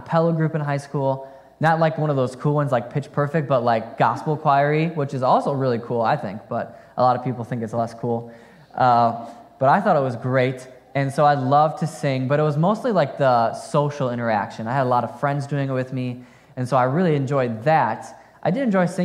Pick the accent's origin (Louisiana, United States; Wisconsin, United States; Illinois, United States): Wisconsin, United States; Fond du Lac; I grew up in Fond du Lac, Wisconsin